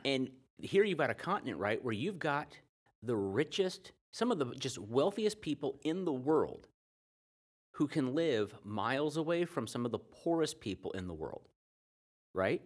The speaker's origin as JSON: {"language": "English", "country": "United States", "said": "being an American my whole life"}